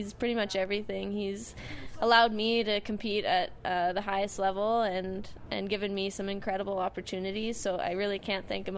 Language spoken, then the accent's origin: English; Calgary, Alberta, Canada; I grew up here in Calgary.